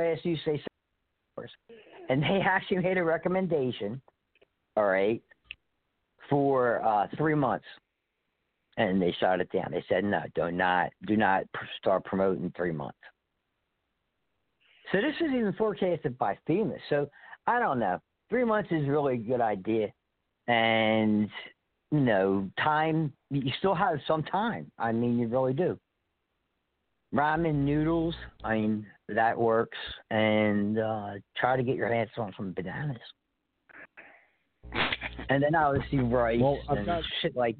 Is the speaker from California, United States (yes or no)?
no; Philadelphia, Pennsylvania, United States; moved away; I was born and raised in Philadelphia